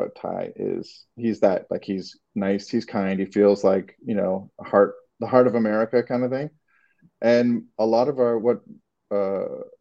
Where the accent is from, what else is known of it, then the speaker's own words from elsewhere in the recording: Toronto, Ontario, Canada; moved away as an adult; now in Los Angeles, United States; I don't know if you can tell from my accent if it's come out yet, but I'm from Toronto